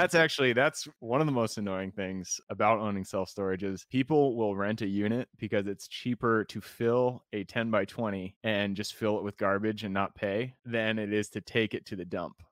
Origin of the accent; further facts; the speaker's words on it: Enumclaw, Washington, United States; also born or lived in Renton / Seattle; I was born in Renton, I grew up in Enumclaw